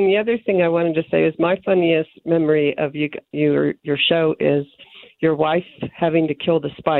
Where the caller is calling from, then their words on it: Wyoming, United States; I'm calling from Wyoming.